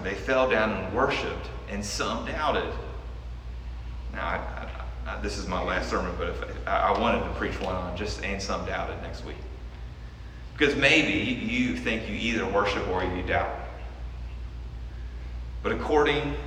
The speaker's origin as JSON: {"language": "English", "country": "United States", "said": "by virtue of being an American"}